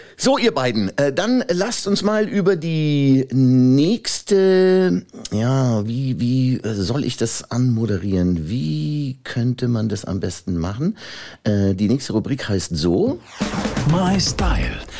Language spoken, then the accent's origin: German; Upper Palatinate, Bavaria, Germany; bin ich Oberpfälzer